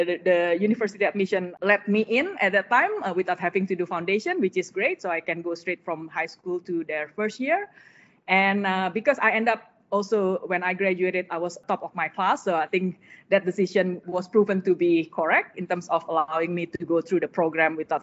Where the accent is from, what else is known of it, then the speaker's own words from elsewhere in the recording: Jakarta, Indonesia; moved away; my childhood in Indonesia, we grew up in Jakarta. So that's the capital of Indonesia.